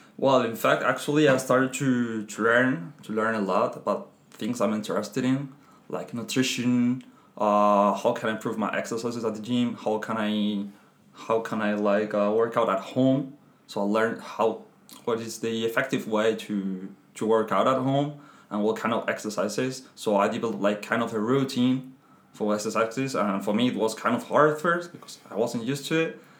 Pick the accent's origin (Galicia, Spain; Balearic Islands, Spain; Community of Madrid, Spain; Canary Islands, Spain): Community of Madrid, Spain; Madrid; English is a second language; moved away as an adult; now in France; I'm Spanish. Come from Madrid